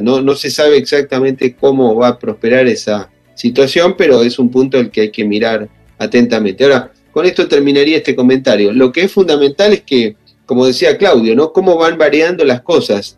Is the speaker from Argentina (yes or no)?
yes; Argentina; los argentinos hemos experimentado en carne propia